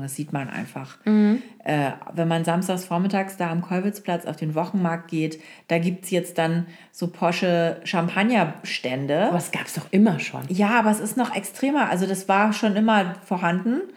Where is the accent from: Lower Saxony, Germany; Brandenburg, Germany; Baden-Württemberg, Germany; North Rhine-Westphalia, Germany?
Lower Saxony, Germany; Oldenburg; moved away; also born or lived in Hamburg / Frankfurt; in Oldenburg, äh, wo ich aufgewachsen bin